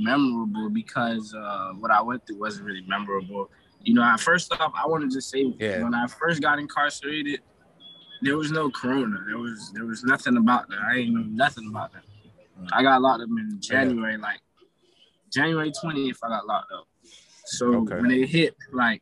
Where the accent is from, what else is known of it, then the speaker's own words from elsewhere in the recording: Broward County, Florida, United States; now in Tallahassee, United States; I'm from Broward County.